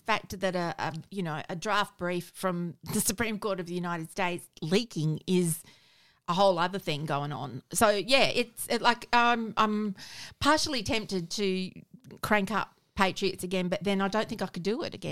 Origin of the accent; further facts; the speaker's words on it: South Australia, Australia; I'm from South Australia